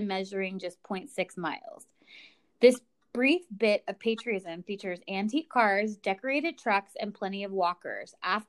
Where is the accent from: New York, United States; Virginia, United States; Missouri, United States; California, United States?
California, United States; I'm from California.